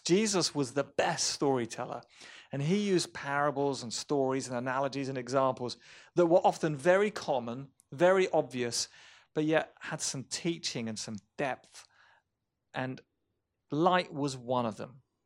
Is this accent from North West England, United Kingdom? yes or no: no; Romsey, South East England, United Kingdom; My hometown of Romsey, England